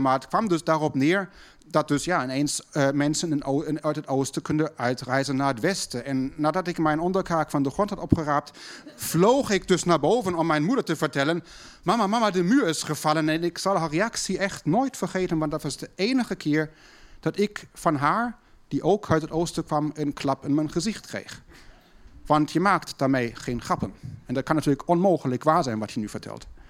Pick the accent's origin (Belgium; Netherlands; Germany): Germany; Berlin; thuis bij ons in West-Berlijn